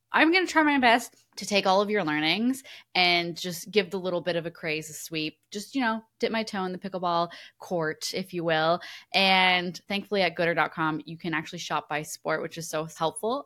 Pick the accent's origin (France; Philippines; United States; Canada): Canada; I am Canadian